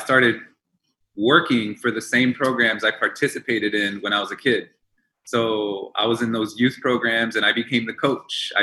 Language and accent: English; Baldwin Park, California, United States; English is a second language; growing up in Baldwin Park, going through Baldwin Park Unified School District